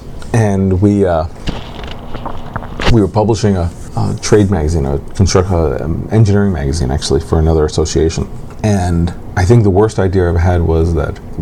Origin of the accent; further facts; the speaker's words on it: New York City, New York, United States; I was born in New York City